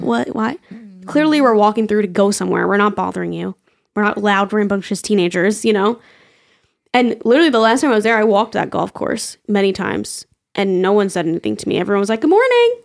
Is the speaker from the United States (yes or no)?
yes; New York, United States; I'm from New York